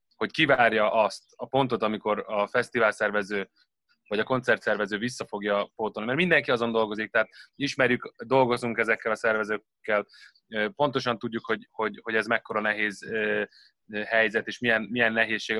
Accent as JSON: {"language": "Hungarian", "town": "Gödöllő", "region": "Pest", "country": "Hungary", "said": "gödöllői vagyok"}